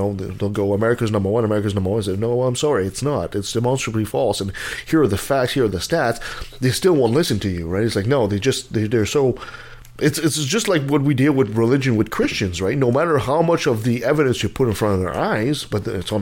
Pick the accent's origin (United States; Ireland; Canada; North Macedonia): Canada; as a Canadian